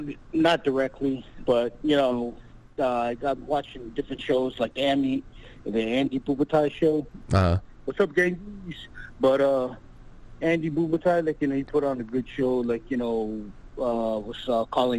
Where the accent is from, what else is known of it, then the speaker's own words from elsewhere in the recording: Palau; now in California, United States; I'm from Palau.